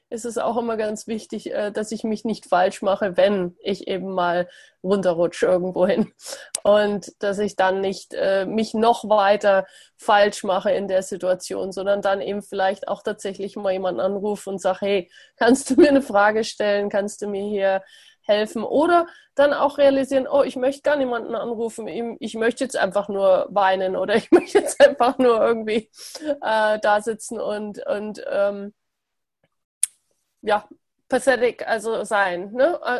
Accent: Germany; ich meine, ich bin auch in Deutschland aufgewachsen

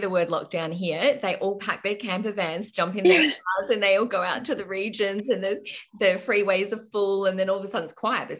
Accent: Queensland, Australia; And one of those is that as a Queenslander, you can freely move in and out of your state.

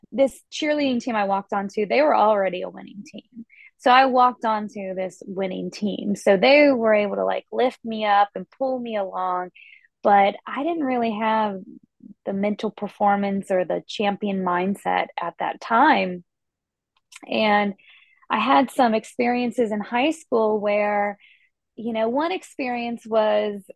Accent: Asheville, North Carolina, United States; moved away; also born or lived in Boston; I grew up in Asheville, North Carolina, on the East Coast, and I was an athlete growing up

